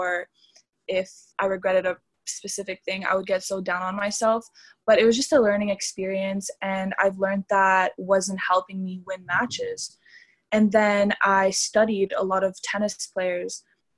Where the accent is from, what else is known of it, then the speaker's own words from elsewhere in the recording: Canada; also born or lived in Romania; I was born in Canada. I was raised in Canada.